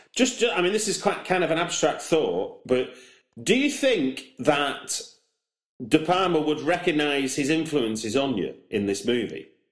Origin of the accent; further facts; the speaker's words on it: Manchester, North West England, United Kingdom; moved away; I'm from Manchester I, originally